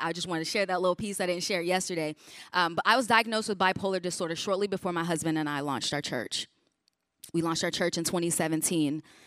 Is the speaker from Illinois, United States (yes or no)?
yes; Chicago, Illinois, United States; I grew up in Chicago